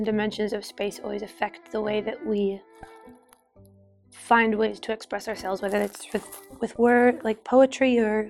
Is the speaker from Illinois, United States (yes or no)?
no; Utah, United States; growing up in Utah in the desert, being exposed to old cowboy Appalachian music